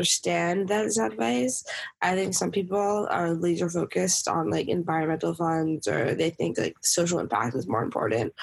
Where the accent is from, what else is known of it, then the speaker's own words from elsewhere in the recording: New York City, New York, United States; I grew up in New York City with my dad